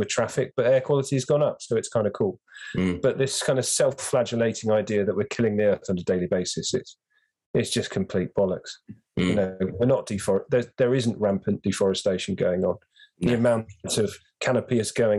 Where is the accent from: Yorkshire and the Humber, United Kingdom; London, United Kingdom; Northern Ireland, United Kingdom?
London, United Kingdom; I grew up in London